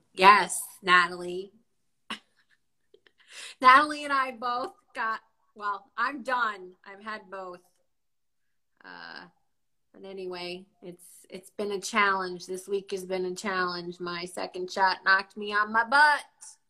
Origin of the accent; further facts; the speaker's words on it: New Jersey, United States; She's currently living in New Jersey, my home state.